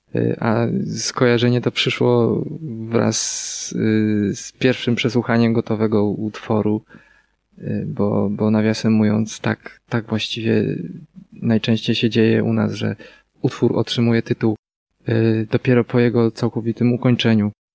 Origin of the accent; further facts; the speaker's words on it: near Wejherowo, Pomeranian Voivodeship, Poland; Zawsze jak ktoś pyta nas o nazwę miejscowości, z której mm, jesteśmy, to podajemy Wejherowo. Choć nie do końca y, jesteśmy z Wejherowa, ponieważ jest to miejscowość będąca przedmieściami Wejherowa